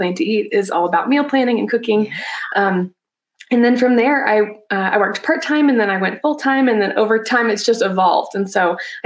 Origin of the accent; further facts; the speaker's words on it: Alabama, United States; moved away as an adult; now in Colorado, United States; So I'm actually from Alabama originally. And then after college, I moved to Colorado. And that's where I live now